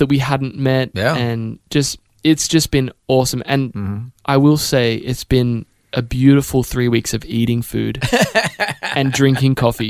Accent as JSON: {"language": "English", "country": "Australia", "said": "And I think I am so grateful for being Australian because we're so unassuming in general and very down to earth."}